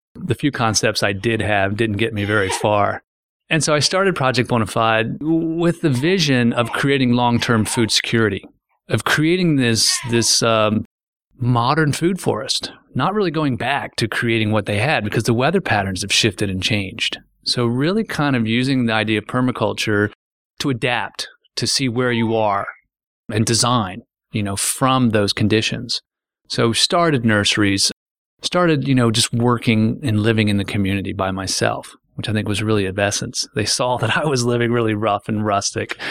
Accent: Frederick, Maryland, United States; So I've watched the old farms and, and, and fields I grew up playing in turn into the, these lawns

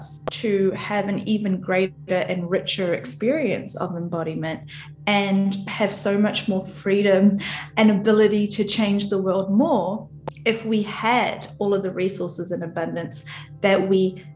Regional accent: New Zealand; I'm from New Zealand

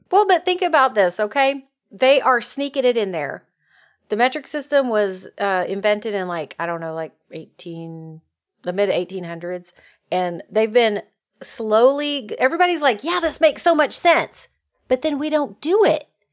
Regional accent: United States; as an American

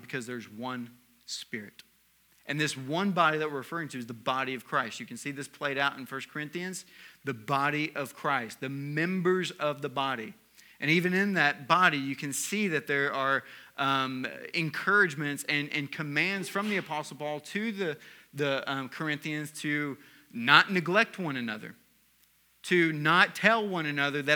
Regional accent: the South, United States; moved away; I was raised in the South

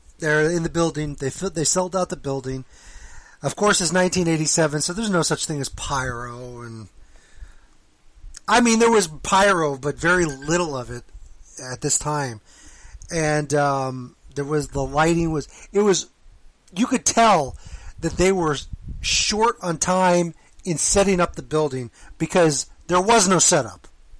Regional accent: the South, United States; I'm from the South, so I watched NWA.

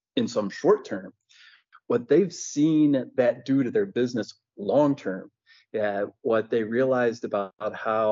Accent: Ohio, United States; I grew up in Ohio

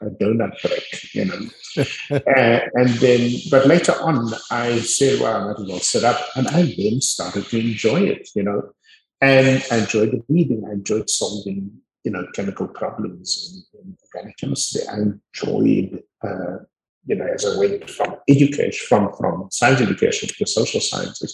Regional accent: Cape Town, Western Cape, South Africa; also born or lived in Montagu, South Africa / United States; I was born in Montague, grew up on the Cape Flats.

